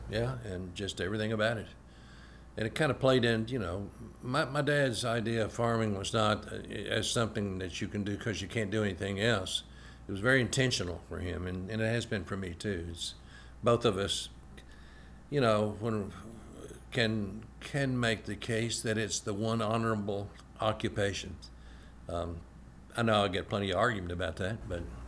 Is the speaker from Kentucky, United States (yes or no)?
yes; Shakertown, Kentucky, United States; I grew up in Shakertown and spent a lot of time. I went to Shakertown Elementary School